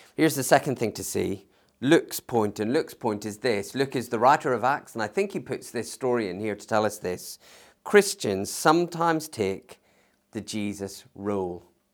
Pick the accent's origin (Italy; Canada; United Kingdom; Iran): United Kingdom; we have as British citizens